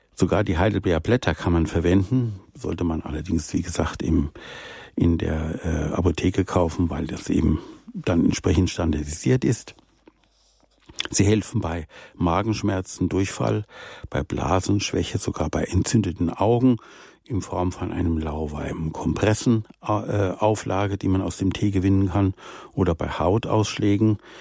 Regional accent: Rhineland, Germany; moved away; meine Jugend im Rheinland

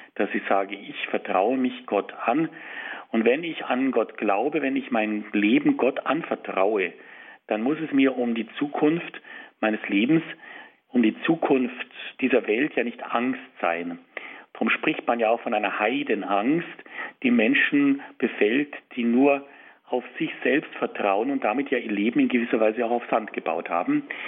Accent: Germany; bei uns in Deutschland

